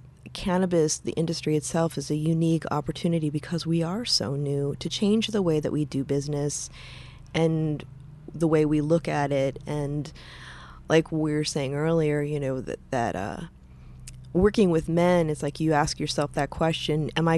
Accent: Midwest, United States; I come from the Midwest, right? We're all Lutheran

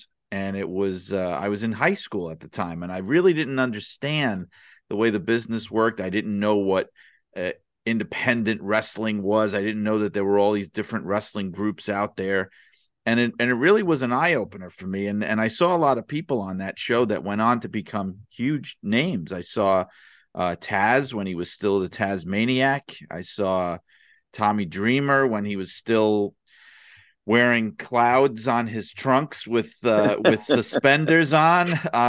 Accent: New York City, New York, United States; growing up in New York, in Brooklyn

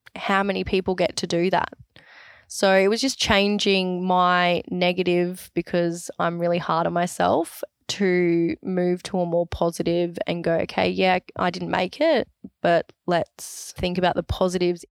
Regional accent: Sunshine Coast, Queensland, Australia; Oh, Sunshine Coast

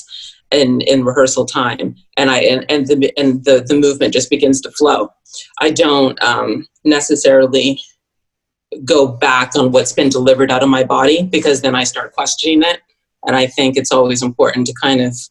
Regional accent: Toronto, Ontario, Canada; moved away as an adult; now in New York City, United States; I'm actually from Toronto, Canada.

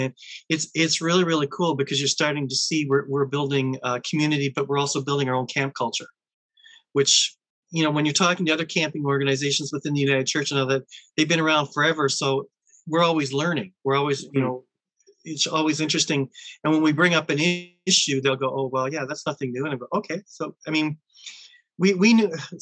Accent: Thessalon, Ontario, Canada; I'm Thessalon born and bred

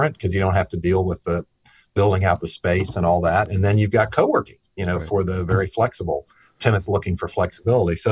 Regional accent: Staunton, Virginia, United States; I grew up on a farm in the Shenandoah Valley of Virginia near a town called Stanton.

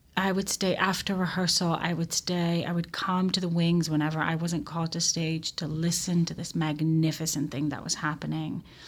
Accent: Tel Aviv, Tel Aviv District, Israel; I grew up in Israel. I grew up in Tel Aviv.

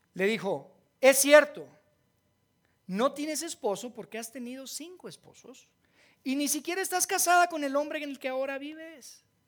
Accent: Monterrey, Nuevo León, Mexico; accent: golpeado, norteño; now in Mexico City, Mexico; yo no soy de aquí, de Ciudad de México, ¿verdad? porque hablo bien golpeado. Este es de, de Regio, del norte

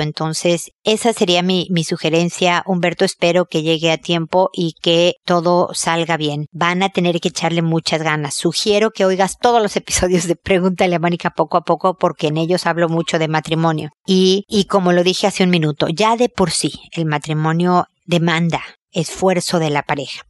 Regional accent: Mexico; moved away as an adult; also born or lived in United States; El trabajo que tenía en México, somos nosotros mexicanos, le dieron una transferencia a Estados Unidos

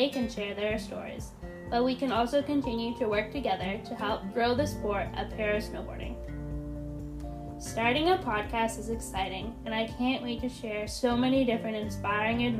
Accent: Ontario, Canada; moved away as an adult; now in British Columbia, Canada; I am a blind snowboarder who was born and raised in Ontario, Canada

